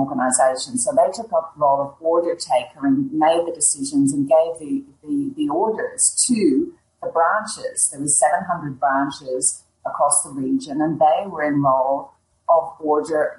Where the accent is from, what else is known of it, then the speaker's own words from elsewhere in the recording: Ireland; also born or lived in England; now in Melbourne, Australia; I grew up in Ireland, as you might guess from my accent, but I moved to England, and then in the 1994, I moved to Australia, where I currently live.